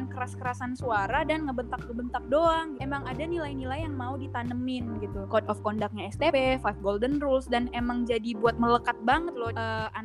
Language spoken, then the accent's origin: Indonesian; Medan, North Sumatra, Indonesia; now in Bandung, Indonesia; di Bandung gue anak Medan kayak panas banget di sini